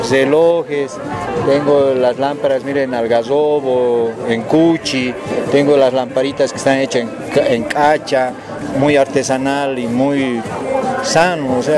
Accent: Oruro, Bolivia; now in Villamontes, Bolivia; porque yo vivo en Villamontes. Soy de acá de Oruro, pero yo ya vivo en Villamontes 25 años.

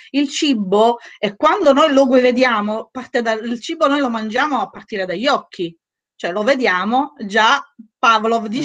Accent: Sicily, Italy; io sono siciliana, quindi il mangiare, guai chi me lo tocca il mangiare

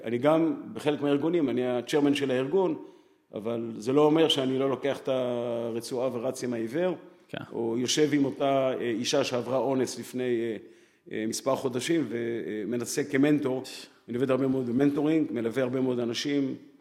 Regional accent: Jerusalem, Jerusalem District, Israel; אח שלי ואני גדלנו בירושלים

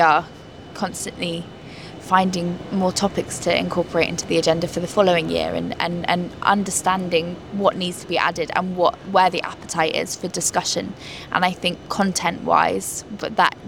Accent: London, United Kingdom; I grew up in London. It's a melting pot

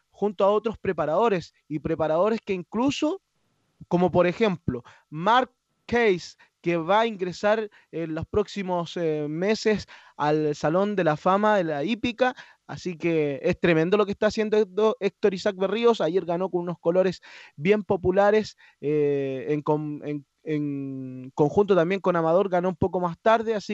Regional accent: Chile; cabe destacar que nosotros como eh, chilenos nos sentimos orgullosos todos los hípicos porque tenemos a, un compatriota

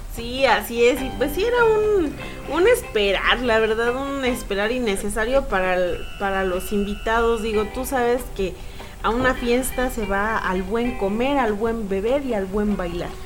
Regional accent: Mexico; como buenos mexicanos

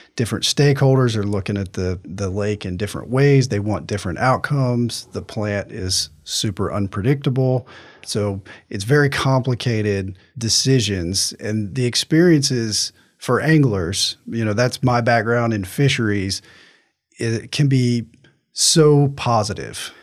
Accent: Virginia, United States; moved away as an adult; now in Florida, United States; grew up fishing on the Potomac River. I'm from Virginia.

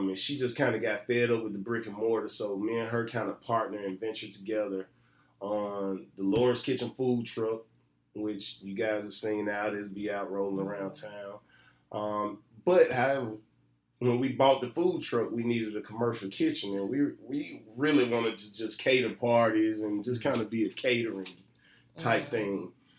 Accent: Memphis, Tennessee, United States; I'm from Memphis, Maine.

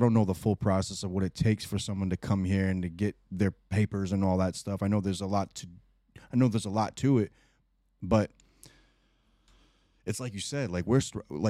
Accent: Rhode Island, United States; Like me growing up in Rhode Island, it's a melting pot here. We have all kinds of culture here.

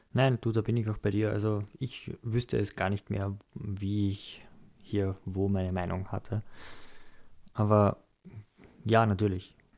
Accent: Austria; wir uns als Österreicher

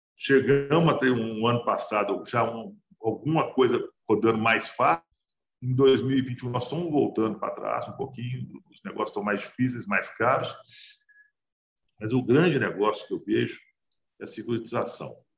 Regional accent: Brazil; A gente é brasileiro

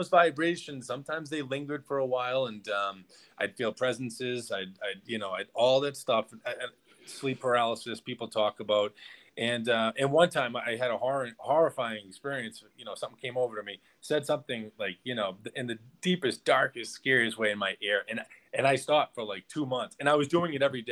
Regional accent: Boston, Massachusetts, United States; moved away as an adult; now in Mexico; I'm from Boston, Mass.

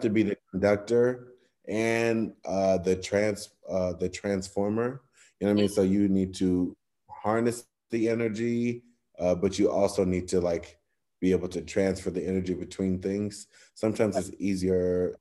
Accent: Cleveland, Ohio, United States; my hometown

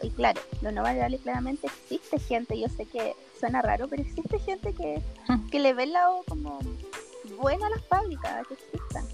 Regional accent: Colina, Santiago Metropolitan Region, Chile; Yo soy eh, de Colina

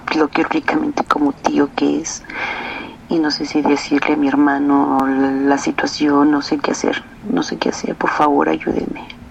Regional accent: Zacatecas, Mexico; moved away; cada año voy de visita a mi pueblo, Zacatecas

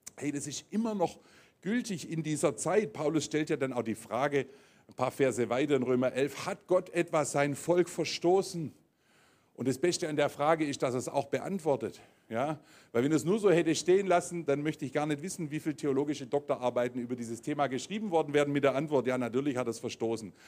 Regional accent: Germany; bei uns in Deutschland hier

